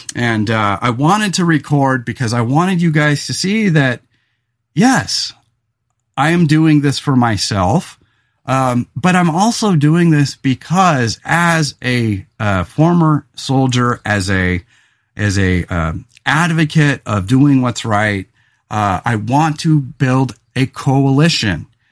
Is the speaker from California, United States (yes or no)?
yes; California, United States; also born or lived in Willamette Valley, Oregon; now in Oregon, United States; growing up in California